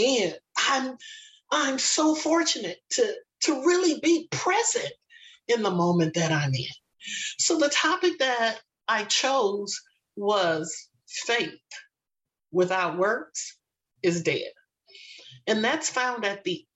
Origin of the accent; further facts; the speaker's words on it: Los Angeles, California, United States; I was born and raised in Los Angeles